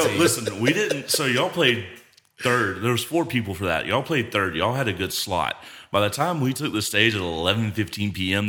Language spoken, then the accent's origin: English; Alabama, United States; I'm from Alabama, and that was some redneck backwoods shit.